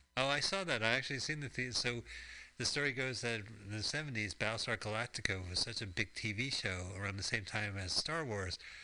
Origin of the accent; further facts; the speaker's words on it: Arizona, United States; growing up in Arizona